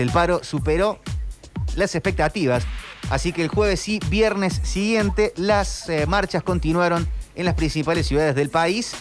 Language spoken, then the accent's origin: Spanish; Mendoza, Argentina; now in Córdoba, Argentina; soy como yo mendocino turco